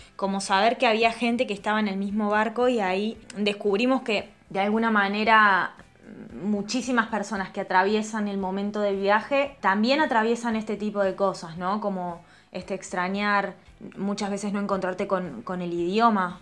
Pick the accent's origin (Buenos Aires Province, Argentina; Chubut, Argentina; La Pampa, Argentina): La Pampa, Argentina; moved away as an adult; also born or lived in Córdoba; now in Italy; Somos dos argentinas, yo de La Pampa